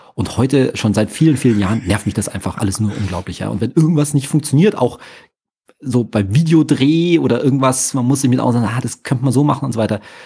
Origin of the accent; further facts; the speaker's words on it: Munich, Bavaria, Germany; ich bin aber natürlich hier geboren und hier aufgewachsen, ganz klassisch im Ober, schönen Oberbayern